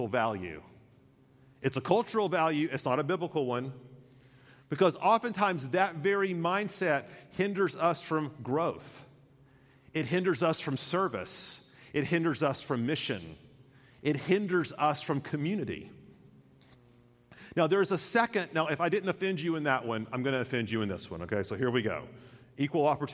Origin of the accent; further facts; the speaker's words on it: United States; I love being an American